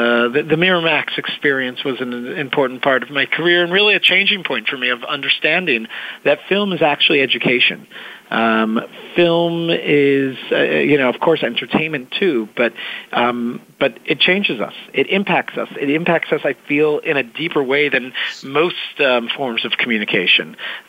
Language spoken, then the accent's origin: English; Israel; also born or lived in New York, United States; So I was born in New York, and my family moved to Israel, actually, when I was young, when I was about 10.